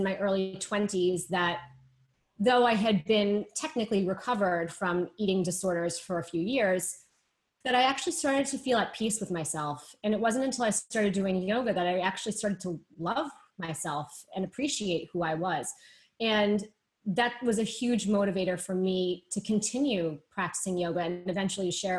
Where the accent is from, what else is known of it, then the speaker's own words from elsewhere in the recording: Boston, Massachusetts, United States; now in New York, United States; I'm based in New York. I'm originally from Boston.